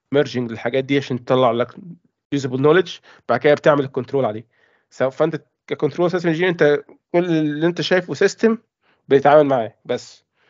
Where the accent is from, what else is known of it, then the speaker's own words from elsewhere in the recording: Egypt; moved away as an adult; now in United Kingdom; أنا مصري